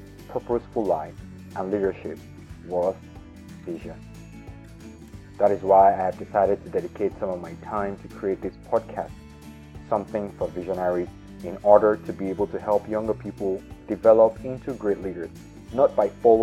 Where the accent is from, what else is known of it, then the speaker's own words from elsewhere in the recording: Nigeria; I was born in Nigeria in the 80s